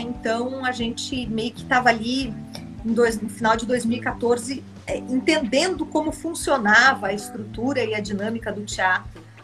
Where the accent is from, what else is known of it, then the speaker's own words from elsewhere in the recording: Guarapuava, Paraná, Brazil; eu nasci no interior, Tiago. Eu nasci numa cidade chamada Guarapuava, no Paraná